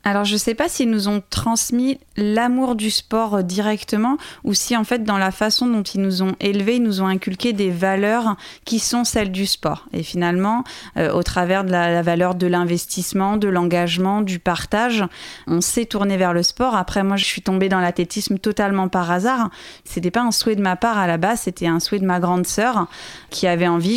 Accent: Loir-et-Cher, Centre-Val de Loire, France; c'est là-bas que j'ai grandi, c'est là-bas que je me suis construite

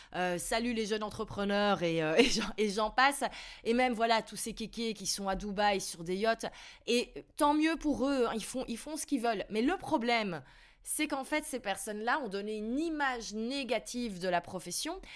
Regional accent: Belgium; j'ai toujours un, plus gros choc culturel en tant que Belge

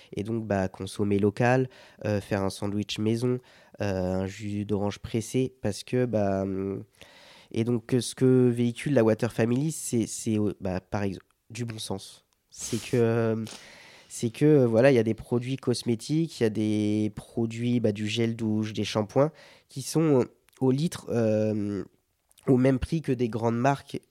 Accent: Sarthe, Pays de la Loire, France; je viens de la Sarthe, le monde de l'agriculture, j'en ai beaucoup autour de moi d'agriculteurs

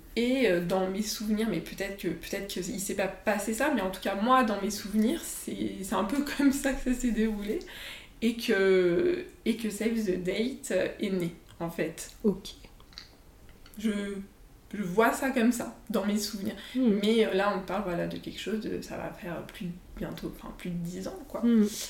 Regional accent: Annecy, Auvergne-Rhône-Alpes, France; also born or lived in Lyon; je suis rentrée chez moi à Annecy

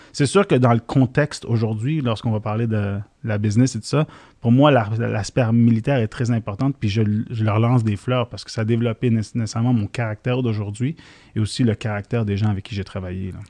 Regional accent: Montreal, Quebec, Canada; born or raised there; accent: Québécois; also born or lived in Syria

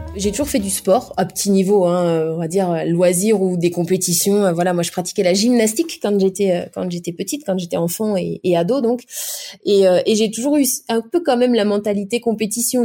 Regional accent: Nantes, Pays de la Loire, France; also born or lived in Vendée; Je suis née à Nantes, Nantes même, à quelques kilomètres, à quelques mètres, on va dire même, du stade de la Beaujoire

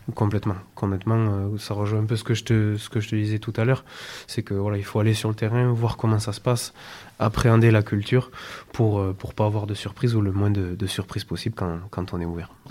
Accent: France; now in Barcelona, Spain; en tant que Français, on a la chance ici à Barcelone

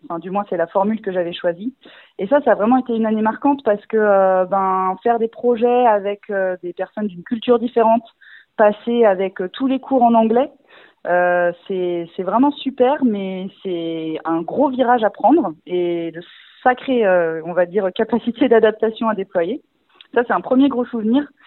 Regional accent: Rennes, Brittany, France; toute ma famille et mes amis dans le secteur puisque je suis rennaise

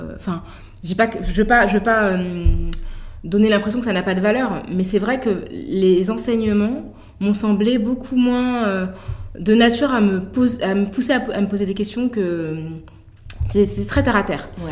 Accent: Paris, Île-de-France, France; on vient de Paris

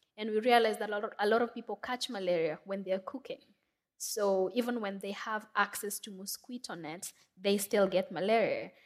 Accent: Nairobi, Kenya; I'm from Kenya. Um, I grew up in Makoto. It's one of the biggest slums in Nairobi

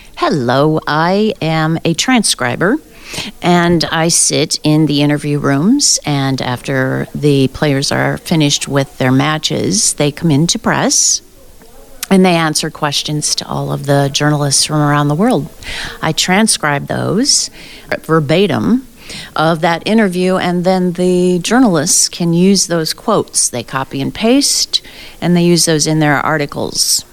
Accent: South Dakota, United States; now in Phoenix, United States; so uh, I grew up in South Dakota, and I've lived all over the U.S., but I currently am in the desert in Phoenix, Arizona

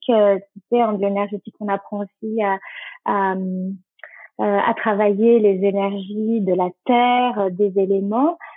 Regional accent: Nouvelle-Aquitaine, France; comme tu l'as dit, je viens du Pays Basque et ça a une signification. Et en basque, ça veut dire aller vers ce qui te fait du bien

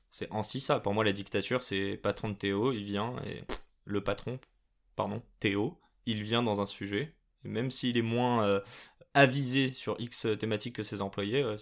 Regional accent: Morocco; et je dis pas que ça parce que je suis marocain, et français.

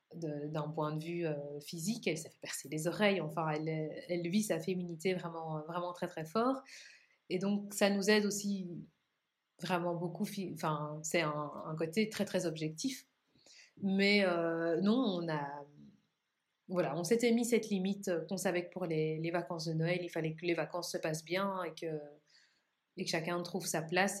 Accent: Belgium; chez nous, en Belgique

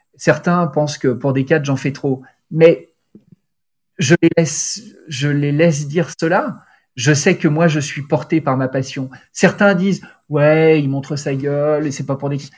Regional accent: Lyon, Auvergne-Rhône-Alpes, France; moved away; also born or lived in Milan; je suis lyonnais, donc j'allais à Gerland

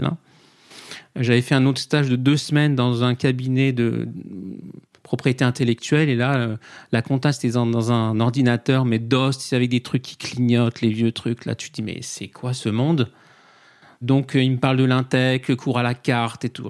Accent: Saint-Mandé, Île-de-France, France; moved away; also born or lived in Paris; j'ai grandi euh, à côté de Vincennes, à Saint-Mandé. Je suis né à côté du château

